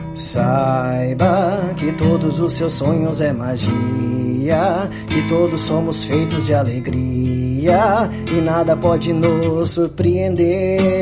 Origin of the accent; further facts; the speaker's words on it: Santo Antônio da Patrulha, Rio Grande do Sul, Brazil; also born or lived in Osório; eu nasci na cidade de Osório, mas foi só o nascimento mesmo. E me criei na nossa comunidade do Morro Grande, que é aqui distrito de Santo Antônio da Patrulha